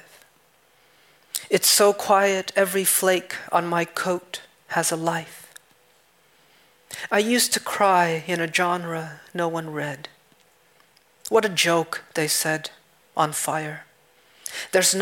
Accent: New England, United States; also born or lived in Vietnam; growing up in New England

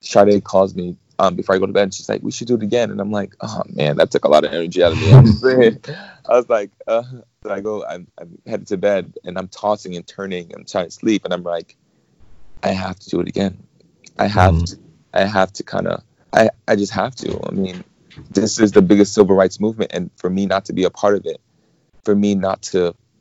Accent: New York City, New York, United States; moved away as an adult; now in California, United States; I'm from Brooklyn, New York. I moved to California around maybe 5 or 6 years ago

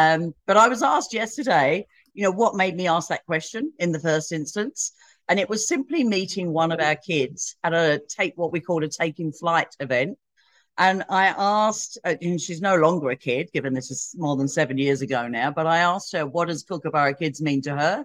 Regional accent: England, United Kingdom; moved away as an adult; also born or lived in Hong Kong; now in Australia; I'm English, lived in England, started work with EY there, transferred to Hong Kong

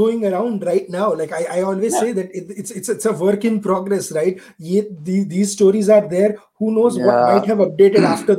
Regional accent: Gujarat, India; growing up in Gujarat, we went to Rajasthan quite often.

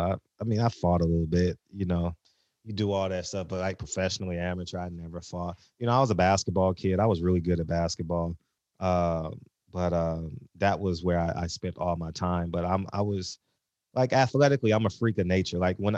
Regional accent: New York, United States; born there; You know, I was born in New York, so I'm a Mike Tyson guy.

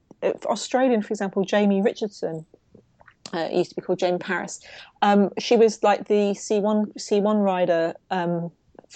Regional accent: United Kingdom; as a Brit

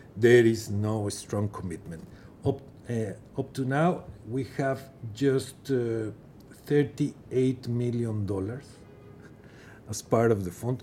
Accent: Mexico; moved away as an adult; also born or lived in Geneva / New York; in my home country, Mexico

